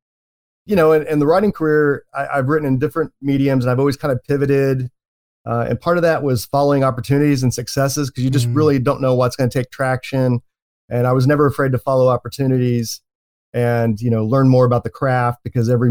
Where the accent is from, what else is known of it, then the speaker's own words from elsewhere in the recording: Oklahoma City, Oklahoma, United States; moved away as an adult; also born or lived in San Antonio / Chicago; now in San Fernando Valley, United States; I was born and raised in Oklahoma City